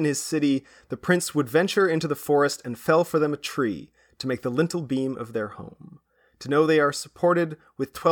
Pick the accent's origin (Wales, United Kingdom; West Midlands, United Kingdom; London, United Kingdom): Wales, United Kingdom; moved away; I come from Wales. It's like I have some family there still